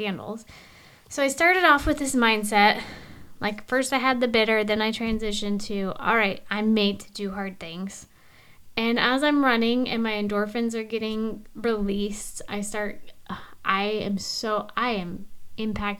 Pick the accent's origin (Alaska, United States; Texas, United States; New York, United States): Alaska, United States; from where we come from Alaska